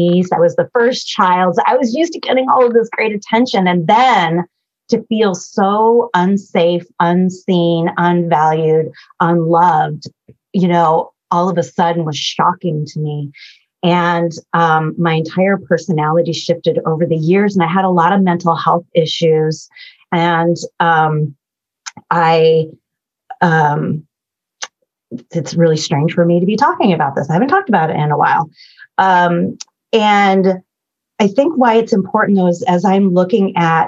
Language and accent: English; Bay Area, California, United States; I was born in the Bay Area in California